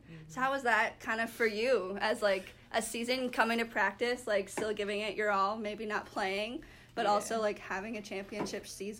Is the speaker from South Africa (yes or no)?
no; Canada; moved away; We're both from the Great North, Canada.